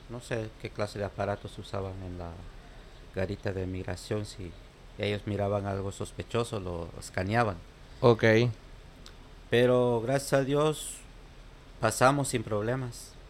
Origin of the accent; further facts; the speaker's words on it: Guatemala; now in New York, United States; Los, compañeros míos que salimos de Guatemala éramos tres del mismo pueblo.